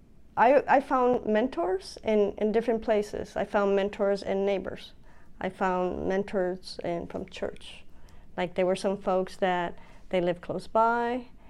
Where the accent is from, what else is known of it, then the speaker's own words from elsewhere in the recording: Puerto Rico; also born or lived in Bronx, New York City, United States; now in Pennsylvania, United States; My parents got divorced and we moved to Puerto Rico, and I spent many years growing up in Puerto Rico.